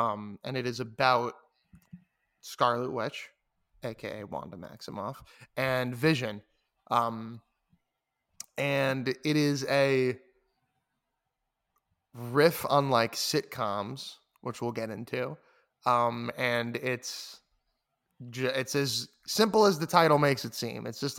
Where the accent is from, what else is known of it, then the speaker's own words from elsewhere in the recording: New York, United States; I'm a New Yorker, bro.